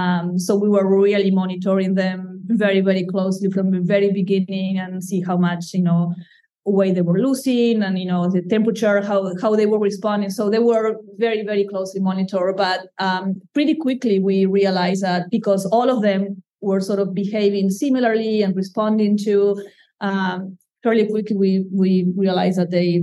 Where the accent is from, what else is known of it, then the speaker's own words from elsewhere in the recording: Madagascar; moved away; I try to put the distance because, again, I come from Madagascar, so I see them as wild lemurs, even if they are here.